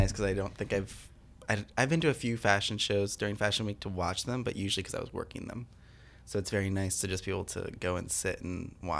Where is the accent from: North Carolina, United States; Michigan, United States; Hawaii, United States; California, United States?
Michigan, United States; My home state.